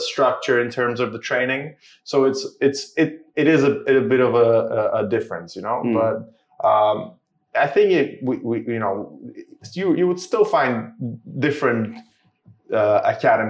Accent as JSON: {"language": "English", "town": "Szczecin", "region": "West Pomeranian Voivodeship", "country": "Poland", "tie": "born or raised there", "moved": "yes", "lives_now": "United Kingdom", "said": "I'm from Poland. I started jiu-jitsu in my hometown, Szczecin"}